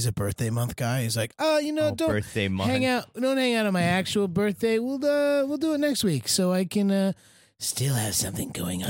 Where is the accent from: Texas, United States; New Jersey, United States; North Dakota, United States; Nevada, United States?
New Jersey, United States; from New Jersey.